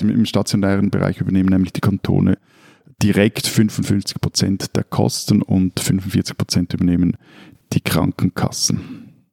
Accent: Switzerland; bei uns in der Schweiz

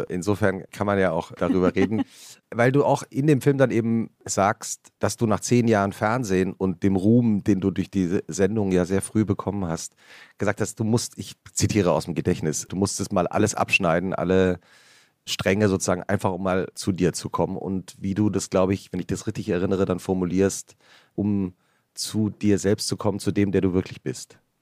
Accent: Central Hesse, Germany; die Region, in der ich aufgewachsen bin

